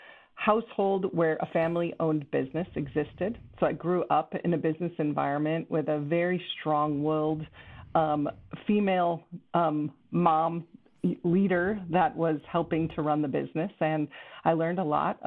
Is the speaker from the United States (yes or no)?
yes; Chicago, Illinois, United States; also born or lived in Kenosha, Wisconsin; I grew up in the Chicago suburbs. Stayed in Chicago suburbs really until I graduated high school